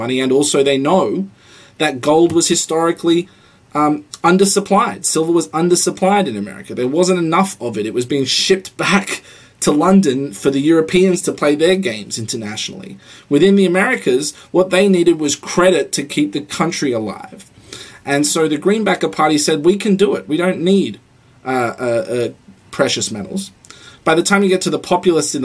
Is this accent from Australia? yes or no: yes; Australia; now in United States; I come from Australia